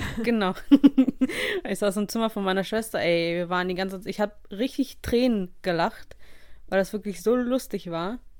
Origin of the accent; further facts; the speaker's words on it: Russia; moved away; eine lange Reise aus meiner Heimat hatte